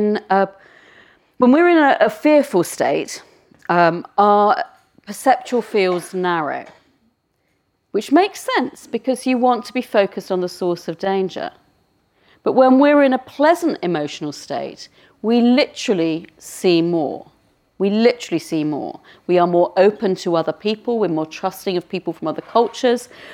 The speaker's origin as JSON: {"language": "English", "country": "United Kingdom", "said": "being a Brit"}